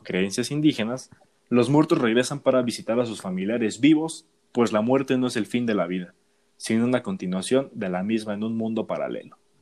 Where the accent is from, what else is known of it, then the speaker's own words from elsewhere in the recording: Mexico; es lindo hablar de nuestro país